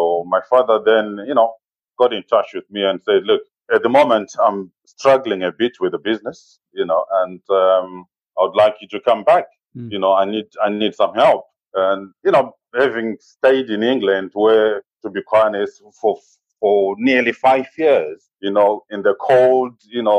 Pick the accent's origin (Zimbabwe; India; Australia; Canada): Zimbabwe; moved away as an adult; now in United Kingdom; Growing up in Zimbabwe